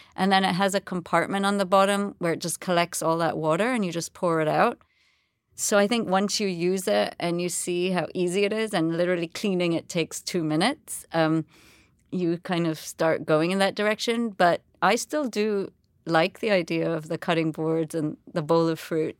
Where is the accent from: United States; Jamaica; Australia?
Jamaica; moved away; also born or lived in England; And I was born in Jamaica. I've lived, you know, I was, grew up there my whole life, um, apart from boarding school in England.